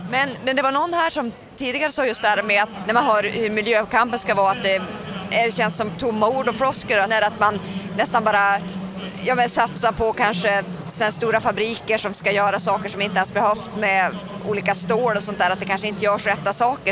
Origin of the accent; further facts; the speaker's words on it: northern Sweden, Sweden; jag är ju från norra Sverige själv